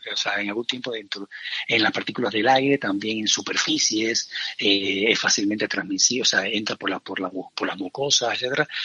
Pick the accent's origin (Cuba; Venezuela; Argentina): Cuba; moved away as an adult; now in Spain; yo soy cubano de nacimiento, aunque yo más de 25 años aquí, o sea, más de la mitad de mi vida la llevo aquí